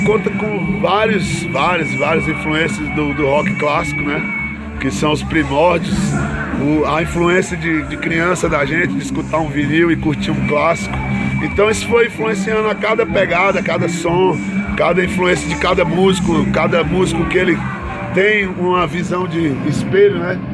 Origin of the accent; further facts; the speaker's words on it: Brazil; first language Portuguese; eu sou brasileiro